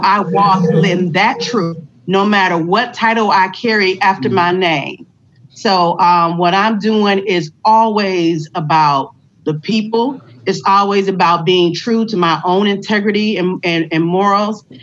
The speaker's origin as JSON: {"language": "English", "town": "Detroit", "region": "Michigan", "country": "United States", "said": "I'm a Detroiter"}